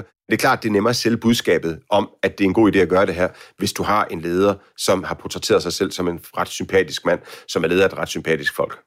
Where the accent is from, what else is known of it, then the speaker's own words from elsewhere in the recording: Denmark; hjemme i Danmark